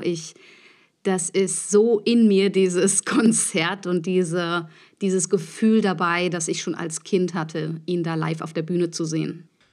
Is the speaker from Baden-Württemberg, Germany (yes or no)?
no; Neunkirchen, Saarland, Germany; now in Berlin, Germany; meine Kindheit und Jugendzeit habe ich in der Stadtkapelle Neunkirchen verbracht